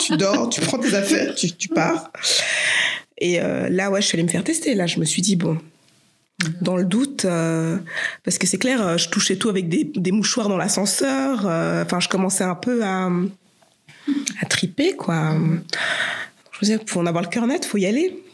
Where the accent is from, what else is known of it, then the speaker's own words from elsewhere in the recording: Geneva, Switzerland; J'habite Saint-Jean, euh, je suis née à Genève